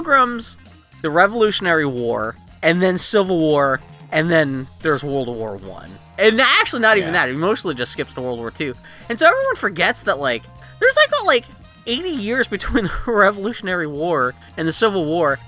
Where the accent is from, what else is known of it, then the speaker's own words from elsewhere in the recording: Pennsylvania, United States; I grew up in Pennsylvania